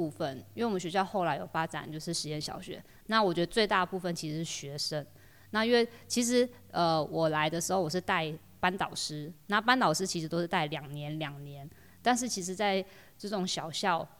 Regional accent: Taitung City, Taitung County, Taiwan; moved away as an adult; also born or lived in Changguang, Changbin Township, Taitung County; now in Fuli, Taiwan; 台东市人，市区的小孩

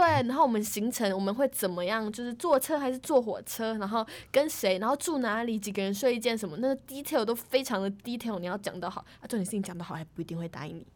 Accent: Tainan, Taiwan; 我是台南人，然后他原本只让我选台南的学校

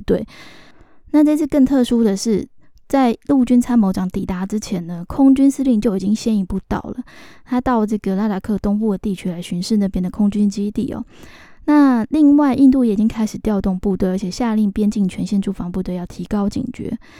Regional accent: Taiwan; 我们台湾人常常习惯讲那个A P P哈

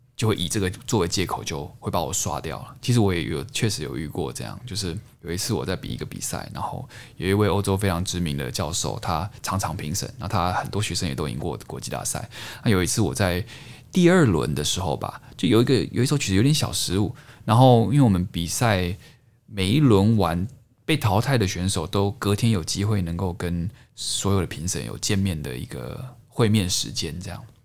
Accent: Taichung, Taiwan; 因为我在台中长大嘛，台中市

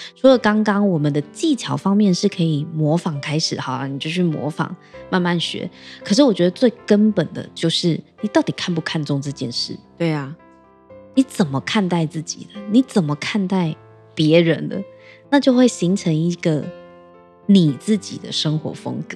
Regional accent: Keelung, Taiwan; 我的家乡是基隆嘛，基隆有很多也是在巷弄里的小吃

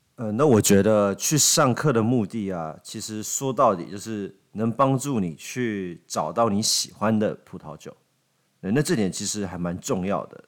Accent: Taiwan; 我们台湾人

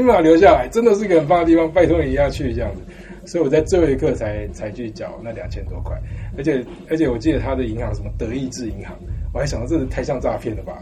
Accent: Taiwan; moved away as an adult; also born or lived in United States / Canada / Czech Republic / United Kingdom; 我是台湾出 生长大，但我在美国拿到博士

